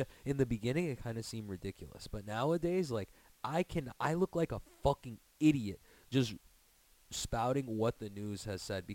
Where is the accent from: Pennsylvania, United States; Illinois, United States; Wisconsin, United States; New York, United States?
New York, United States; New York City; now in Long Island, United States; I grew up in Queens